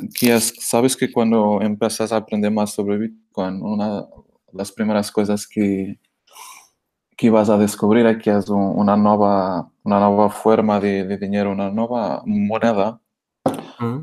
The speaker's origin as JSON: {"language": "Spanish", "country": "Portugal", "second_language": "Spanish", "moved": "as an adult", "lives_now": "Barcelona, Spain", "said": "soy portugués, que vivo en España, en Barcelona, hace, hace cuatro años ya"}